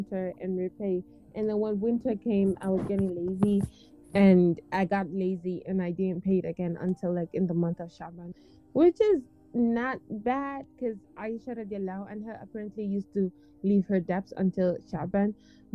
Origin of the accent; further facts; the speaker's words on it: Fajara, Gambia; now in United States; even in Gambia, I grew up in Fajara, which is like very quiet